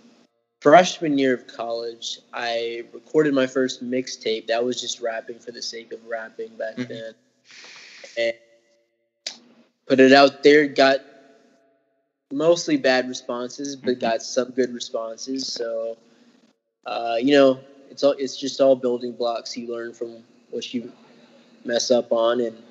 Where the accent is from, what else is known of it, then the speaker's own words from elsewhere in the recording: Memphis, Tennessee, United States; moved away as an adult; now in Madison, United States; I'm from Memphis. That's pretty much where I grew up